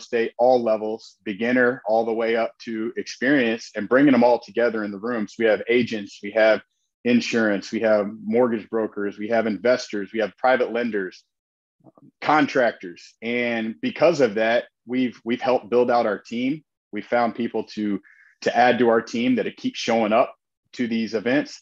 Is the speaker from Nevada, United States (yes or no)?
no; Indianapolis, Indiana, United States; now in Northwest Indiana, United States; I'm originally from Indianapolis, live in Northwest Indiana now.